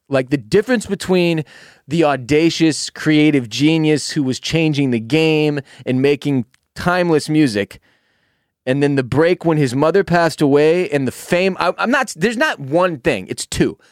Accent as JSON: {"language": "English", "town": "Houston", "region": "Texas", "country": "United States", "tie": "born or raised there", "said": "When you and I were kids, Growing up in Houston"}